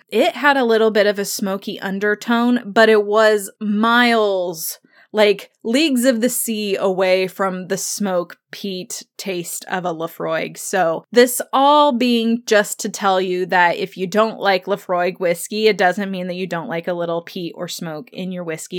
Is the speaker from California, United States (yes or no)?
no; Indiana, United States; growing up in Indiana, I am right down the road from Kentucky.